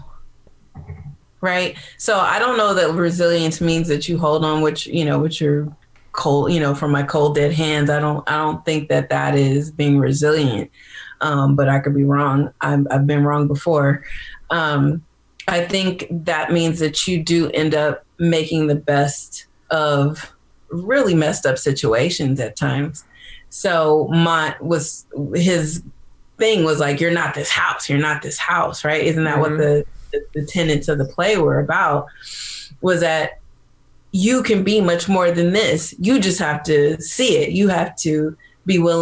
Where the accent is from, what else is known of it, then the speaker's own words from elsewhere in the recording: California, United States; I'm from California